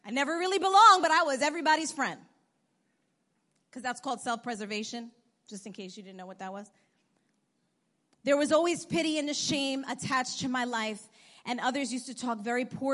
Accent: New York, United States; born or raised there; also born or lived in Bogota, Colombia

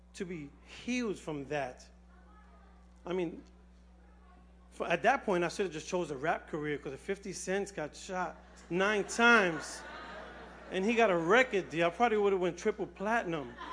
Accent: New York City, New York, United States; I was born and raised here in the Bronx. Um, I was raised on Watson Avenue

